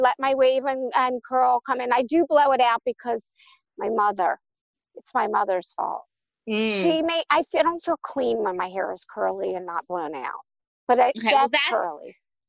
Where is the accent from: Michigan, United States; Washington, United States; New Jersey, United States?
New Jersey, United States; Cherry Hill; I'm from Cherry Hill, New Jersey, and I work at 2 Cents Plain.